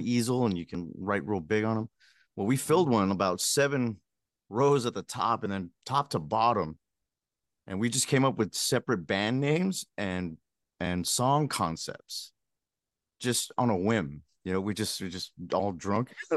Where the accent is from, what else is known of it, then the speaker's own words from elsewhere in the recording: Pico Rivera, California, United States; growing up in Pico Rivera, California, it's a little suburb